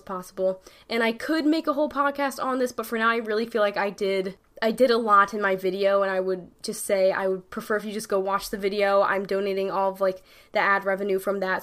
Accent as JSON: {"language": "English", "region": "New York", "country": "United States", "said": "I'm from New York. I say dead ass"}